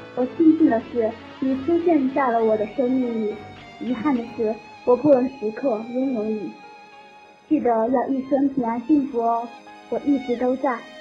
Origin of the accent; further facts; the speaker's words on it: Chongqing, China; 我来自重庆